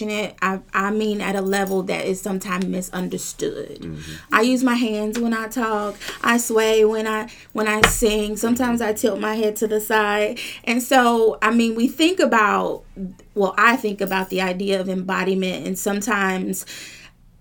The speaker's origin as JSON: {"language": "English", "town": "Lexington", "region": "Kentucky", "country": "United States", "tie": "born or raised there", "said": "I hail from Lexington, Kentucky. I've been there my whole life."}